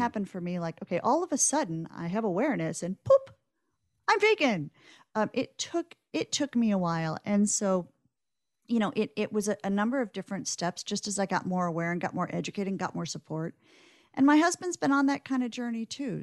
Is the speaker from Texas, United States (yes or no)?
no; Omaha, Nebraska, United States; I grew up in Omaha in the nineteen